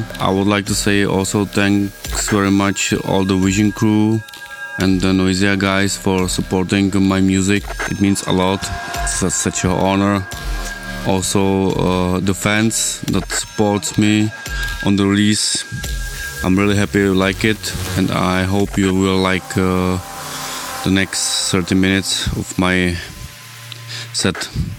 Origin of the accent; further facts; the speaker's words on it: České Budějovice, South Bohemian Region, Czechia; speaking from Czech Republic, from České Budějovice, from my hometown.